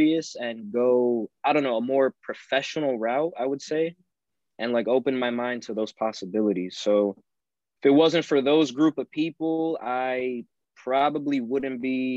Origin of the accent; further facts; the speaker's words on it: Kissimmee, Florida, United States; also born or lived in New York / Orlando; In Kissimmee, where I'm originally, like that's my hometown basically